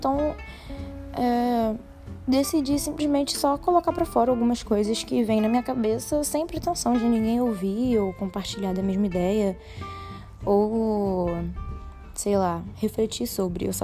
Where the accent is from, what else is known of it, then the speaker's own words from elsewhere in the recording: Brasília, Federal District, Brazil; born there; now in Rio de Janeiro, Brazil; eu falo do Rio de Janeiro, é, mas não sou do Rio de Janeiro, nasci em Brasília.